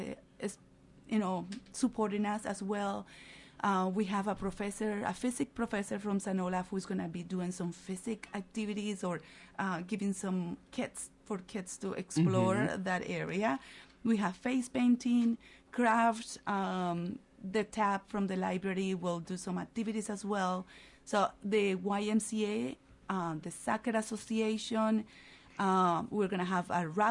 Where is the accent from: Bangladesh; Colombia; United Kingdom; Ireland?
Colombia; moved away; in my country, I'm from Colombia